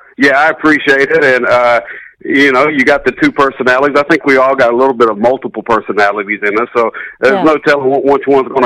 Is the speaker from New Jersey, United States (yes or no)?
no; South Carolina, United States; moved away as an adult; now in Houston, United States; I grew up in South Carolina, lived in Houston for the last 20 years